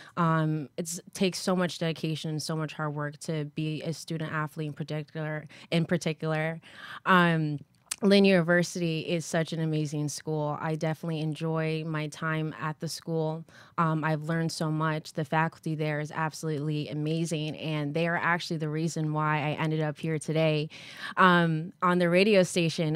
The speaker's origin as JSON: {"language": "English", "region": "Connecticut", "country": "United States", "tie": "born or raised there", "also_born_or_lived": "New London, Connecticut / New Haven, Connecticut", "moved": "as an adult", "lives_now": "South Florida, United States", "said": "I was born and raised in Connecticut"}